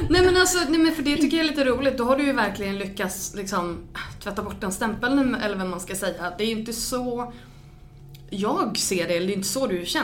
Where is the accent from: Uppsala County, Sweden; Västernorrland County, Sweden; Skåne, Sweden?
Västernorrland County, Sweden; Örnsköldsvik; jag är från Övik